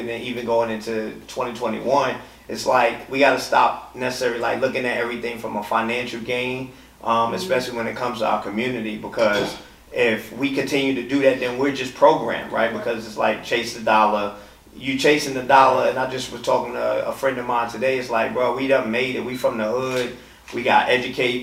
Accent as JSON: {"language": "English", "region": "New York", "country": "United States", "moved": "yes", "lives_now": "Atlanta, United States", "said": "I'm originally from New York, been living in Atlanta, going on 21 years"}